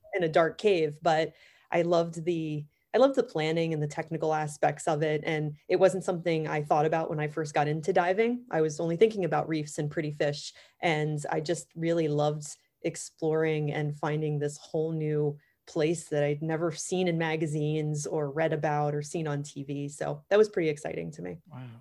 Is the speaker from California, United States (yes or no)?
no; Pittsburgh, Pennsylvania, United States; moved away; also born or lived in Florida; I grew up in Pittsburgh, Pennsylvania